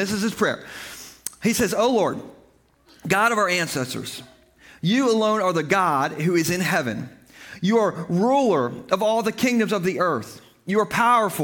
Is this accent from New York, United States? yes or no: no; Gumboro, Delaware, United States; I am from Gumboro